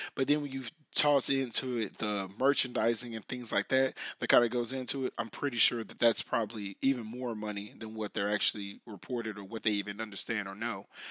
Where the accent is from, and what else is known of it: United States